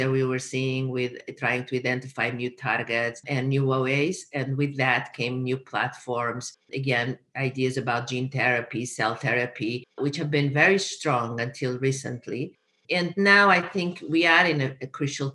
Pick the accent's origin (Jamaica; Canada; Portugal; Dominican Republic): Portugal; moved away as an adult; also born or lived in Miami, United States / San Diego, United States; now in United States; I'm originally from Portugal. That's where I got my bachelor's degree